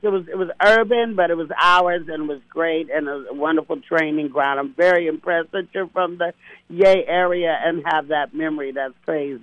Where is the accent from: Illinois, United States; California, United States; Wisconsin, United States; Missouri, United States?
California, United States; Castro Valley; also born or lived in Oakland, California / Hayward, California; Then my family moved me and educated me in the white suburbs of Oakland called Castro Valley, California